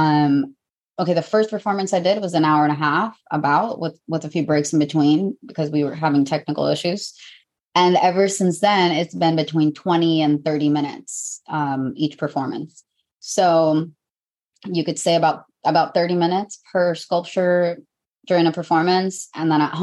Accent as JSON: {"language": "English", "country": "Mexico", "said": "I'm from Mexico"}